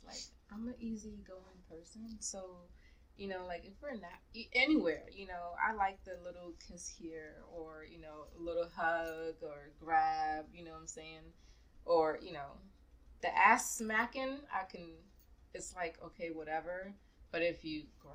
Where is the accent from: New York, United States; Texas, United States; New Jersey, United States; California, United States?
New York, United States; I grew up in New York